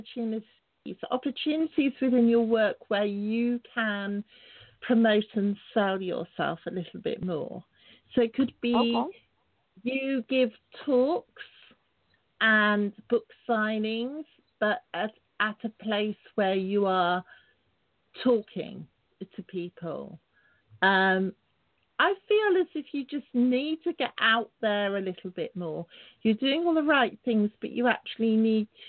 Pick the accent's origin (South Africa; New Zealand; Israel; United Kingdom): United Kingdom; England; It's a lovely sunny evening here in England. I'm English